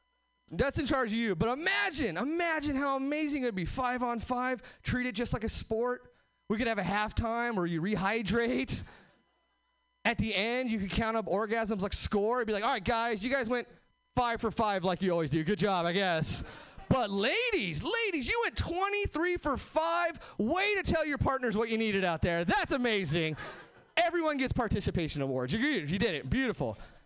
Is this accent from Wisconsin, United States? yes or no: no; Hesperia, California, United States; now in Seattle, United States; I am from Seattle now. I'm actually from Southern California originally. Nowhere famous, just like the Mojave Desert, Hesperia, California.